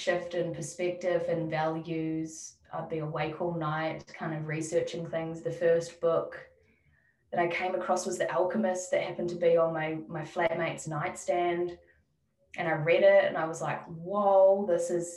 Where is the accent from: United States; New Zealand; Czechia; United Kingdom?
New Zealand; now in Melbourne, Australia; my family back in New Zealand. I don't see myself living in my hometown